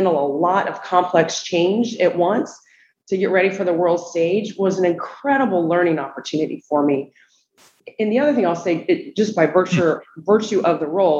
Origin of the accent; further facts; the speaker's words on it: Columbus, Ohio, United States; moved away as an adult; also born or lived in Atlanta, Georgia; now in Charleston, United States; I grew up in Columbus, Ohio. So I'm a Midwesterner